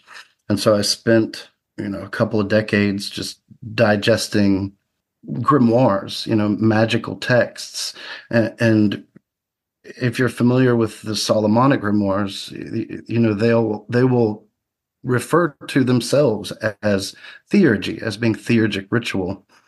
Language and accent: English; the South, United States; Yeah, I grew up in the South, moved around a lot